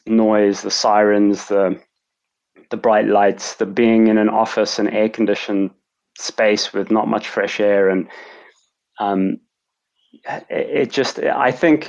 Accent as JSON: {"language": "English", "town": "Cape Town", "region": "Western Cape", "country": "South Africa", "tie": "born or raised there", "also_born_or_lived": "London", "moved": "as an adult", "said": "I'm from, as I mentioned, from Cape Town, South Africa. So I grew up in a very beautiful place."}